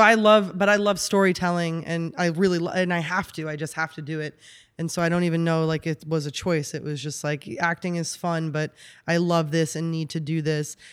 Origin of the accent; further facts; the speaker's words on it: New York, United States; moved away as an adult; also born or lived in Austin, Texas; now in Los Angeles, United States; born and raised in New York